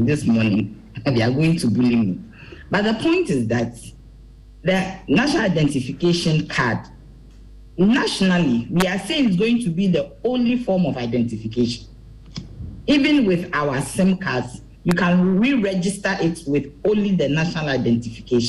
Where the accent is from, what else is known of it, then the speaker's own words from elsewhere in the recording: Ghana; this card is what is going to identify me as a Ghanaian